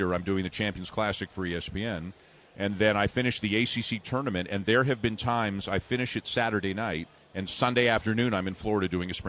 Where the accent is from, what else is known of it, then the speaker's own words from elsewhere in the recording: Toronto, Ontario, Canada; All I wanted to do was get a job in Toronto. That's my hometown. I just wanted to work in the city that I grew up in.